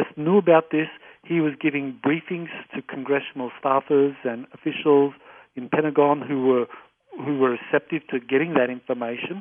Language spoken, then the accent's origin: English; Australia; I say that as an Australian. I'm not an American